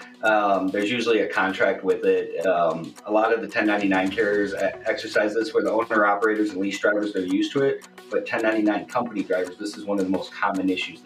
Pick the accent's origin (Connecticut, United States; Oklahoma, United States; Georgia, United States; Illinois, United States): Illinois, United States; Chicago; moved away; originally, I'm from Chicago